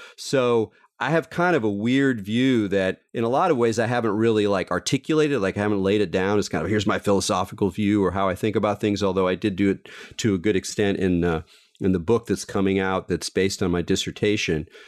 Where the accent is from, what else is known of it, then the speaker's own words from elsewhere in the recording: Southern California, United States; I grew up in Southern California